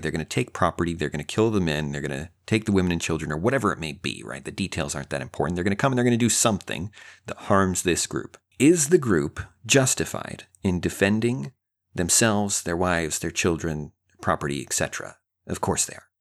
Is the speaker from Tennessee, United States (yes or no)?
no; Idaho, United States; now in Texas, United States; I live in Texas. I'm from Idaho.